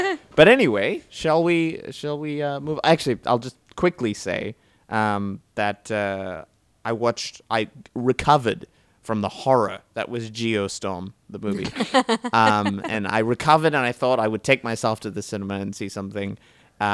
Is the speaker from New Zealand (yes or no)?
yes; New Zealand; now in Australia; I grew up in New Zealand